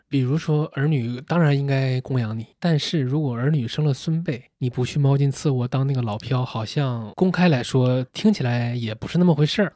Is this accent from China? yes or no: yes; Northeast China, China; moved away; 东北又是一个移民城市，我就是在一个小家庭长大的